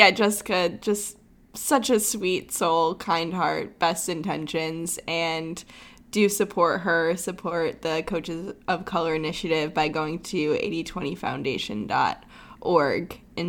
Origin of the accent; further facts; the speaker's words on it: Midwest, United States; I'm also from the Midwest